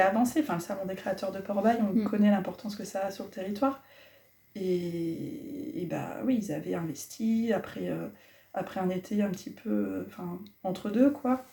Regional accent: Cherbourg, Normandy, France; moved away as an adult; also born or lived in Morocco; now in La Haye-du-Puits, France; je suis originaire de Cherbourg, j'y ai vécu 23 ans

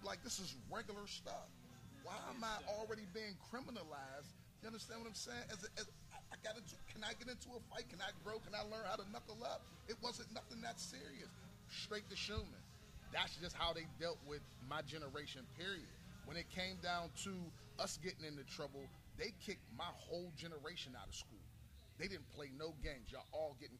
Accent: Pittsburgh, Pennsylvania, United States; I grew up in Hazelwood

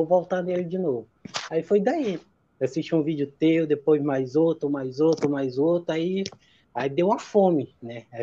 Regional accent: Acre, Brazil; now in São José, Brazil; Eu sou natural do Acre, lá da região norte, mas estou morando, vou fazer quatro anos agora, em Santa Catarina, aqui em São José.

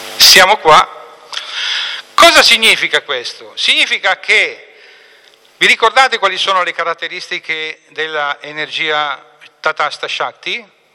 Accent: Apulia, Italy; io sono pugliese di origine

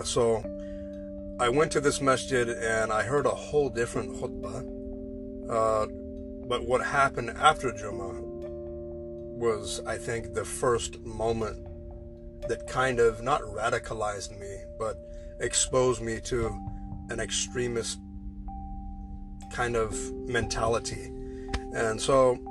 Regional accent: United States; moved away as an adult; I am an American

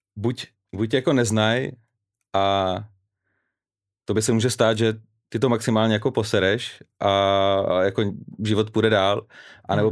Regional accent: Vodňany, South Bohemian Region, Czechia; now in Prague, Czechia; pocházím z Vodňan

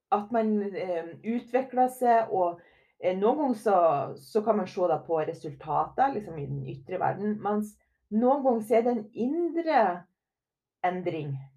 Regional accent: Herøy, Møre og Romsdal, Norway; moved away; also born or lived in Trondheim; Jeg kommer jo ifra Lille Herøy

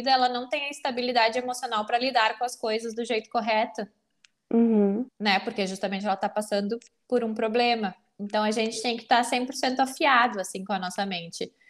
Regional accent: Porto Alegre, Rio Grande do Sul, Brazil; Eu sou de Porto Alegre, mas eu atendo online pacientes bariátricos

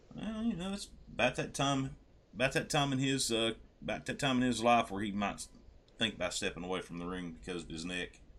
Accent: West Virginia, United States; I'm from West Virginia

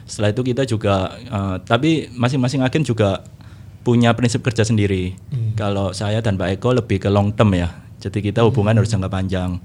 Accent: Surabaya, East Java, Indonesia; saya orang Surabaya

